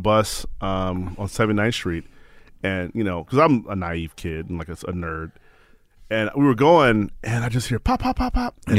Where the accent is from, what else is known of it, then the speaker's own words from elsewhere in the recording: Chicago, Illinois, United States; Born and raised in Chicago.